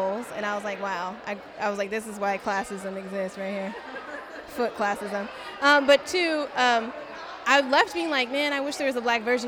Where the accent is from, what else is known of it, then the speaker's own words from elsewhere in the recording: Washington, District of Columbia, United States; I'm from Washington, D.C.